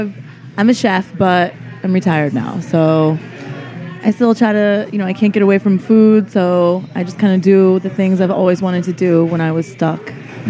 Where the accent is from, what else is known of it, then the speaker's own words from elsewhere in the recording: Connecticut, United States; now in New York, United States; I'm Connecticut.